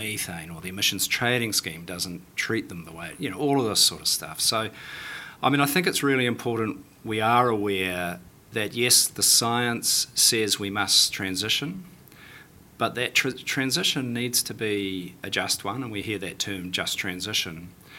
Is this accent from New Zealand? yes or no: yes; New Plymouth, Taranaki, New Zealand; Oh, for sure, because I went to school, I went to school in the 70s and the 80s, and it was boom time. It was Maui platform being built, it was Kapuni.